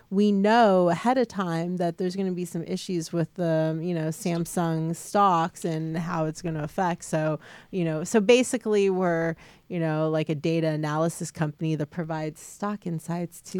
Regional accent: California, United States; now in Vietnam; But you know, I'm a you know born and raised in California, and then I just you know moved to Vietnam all of a sudden

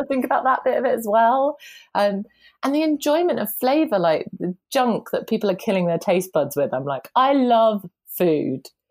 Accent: United Kingdom; now in London, United Kingdom; I'm so British. I'm very southern British.

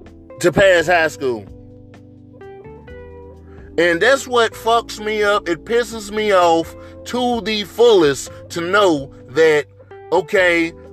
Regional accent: Greenville, Mississippi, United States; moved away; where I was born and raised in Greenville, Mississippi.

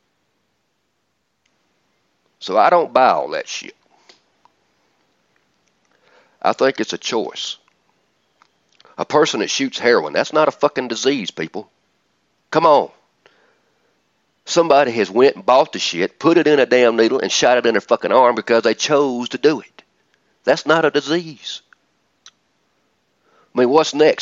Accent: Atlanta, Georgia, United States; I'm from Atlanta

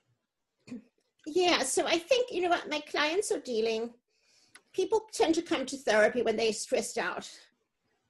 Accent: South Africa; moved away as an adult; also born or lived in East Coast, United States; now in United States; I grew up in South Africa, the end of apartheid

